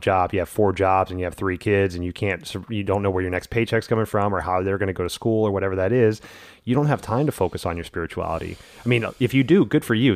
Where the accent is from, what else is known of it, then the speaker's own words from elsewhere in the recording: the South, United States; growing up in the South in, uh, the eighties and nineties